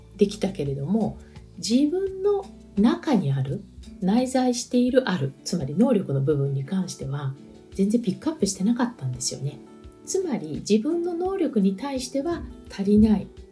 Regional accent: Japan; now in France; 私も移民なんですね。日本の国籍を持った移民なんですけども

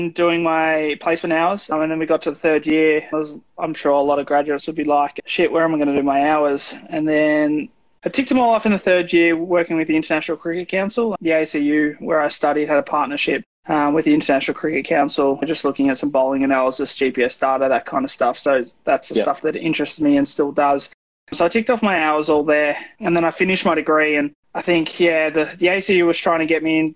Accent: Bendigo, Victoria, Australia; also born or lived in Melbourne; I grew up in Bendigo and there wasn't much for my swimming back in Bendigo. So I had to move to Melbourne

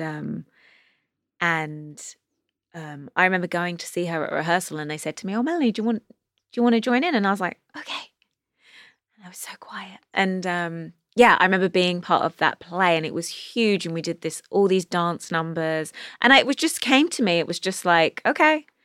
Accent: London, United Kingdom; moved away as an adult; now in Los Angeles, United States; growing up in England

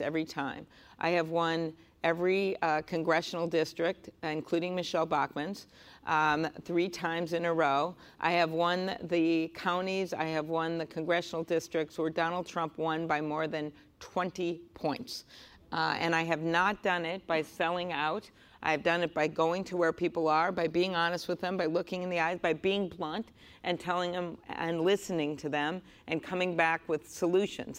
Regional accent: Midwest, United States; I'm from the Midwest.

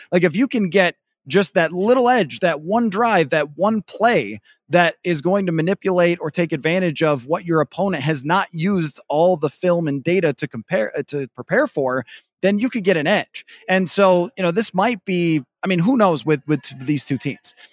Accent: Midwest, United States; as a Midwesterner

